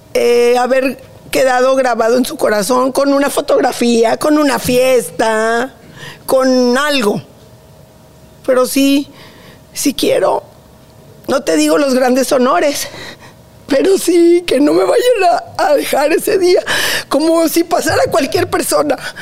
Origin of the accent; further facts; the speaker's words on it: Monterrey, Nuevo León, Mexico; Soy, somos regios